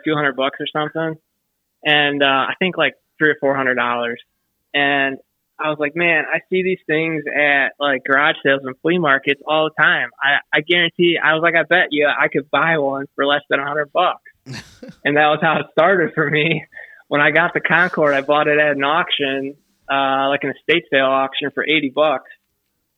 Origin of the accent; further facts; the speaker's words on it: Cleveland, Ohio, United States; I'm from Cleveland